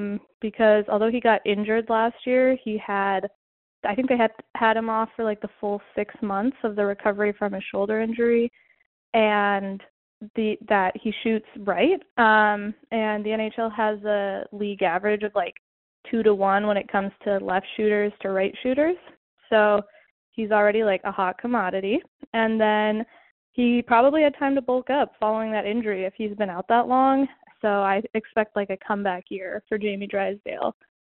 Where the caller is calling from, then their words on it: Irvine, California, United States; I'm from Irvine